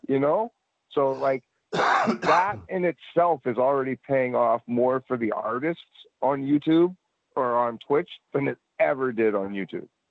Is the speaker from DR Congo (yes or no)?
no; Edmonton, Alberta, Canada; moved away; also born or lived in Nova Scotia; I grew up in Edmonton